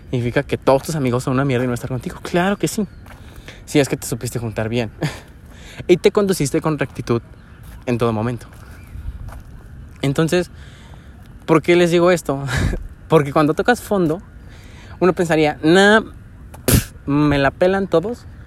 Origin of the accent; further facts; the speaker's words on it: Mexico; Ah, soy mexicano.